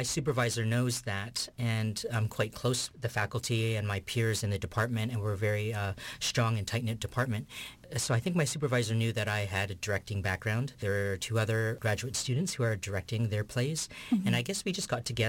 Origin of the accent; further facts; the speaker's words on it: Vancouver, British Columbia, Canada; I was actually born and raised in Vancouver